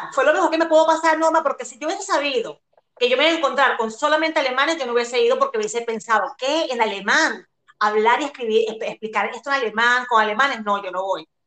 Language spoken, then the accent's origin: Spanish; La Guaira, Venezuela; born or raised there; also born or lived in Chile; now in Germany